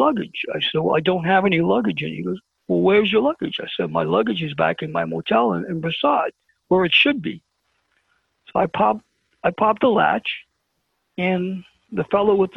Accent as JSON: {"language": "English", "town": "New York City", "region": "New York", "country": "United States", "said": "we don't take prisoners where I come from. I said, I'm from Brooklyn"}